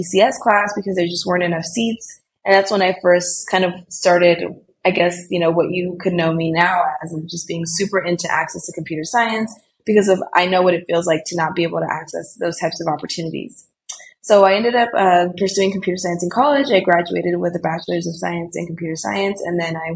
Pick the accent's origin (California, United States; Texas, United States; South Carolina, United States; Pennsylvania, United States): California, United States; Bay Area; also born or lived in Colombia; I was born in Colombia, but I grew up in California in the Bay Area.